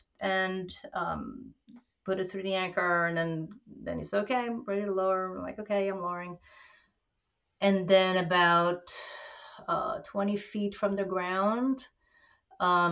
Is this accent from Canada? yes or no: yes; Montreal, Quebec, Canada; also born or lived in New York City; now in New Paltz, United States; I hail from French Quebec, born and raised in Montreal, moved to New York City, and then ended up in the Gunks in New Paltz